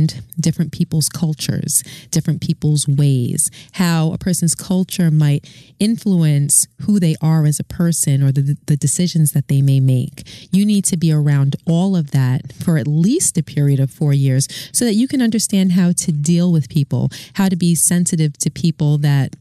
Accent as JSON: {"language": "English", "town": "New York City", "region": "New York", "country": "United States", "tie": "born or raised there", "lives_now": "New Jersey, United States", "said": "I'm from Brooklyn"}